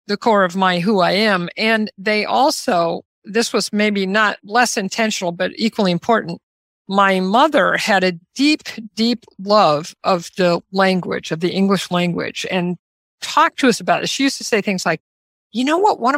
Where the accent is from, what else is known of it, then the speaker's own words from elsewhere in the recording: Omaha, Nebraska, United States; I grew up in Omaha, Nebraska, about as exactly in the middle of the United States as you can get